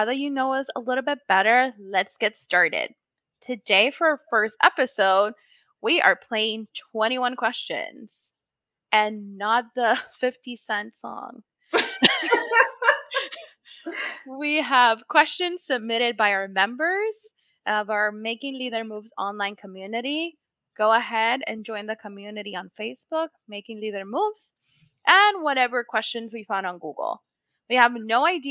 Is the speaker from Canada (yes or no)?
no; Puerto Rico; now in Massachusetts, United States; Yo soy boricua, born and raised in Puerto Rico, and now kind of like adopted in Massachusetts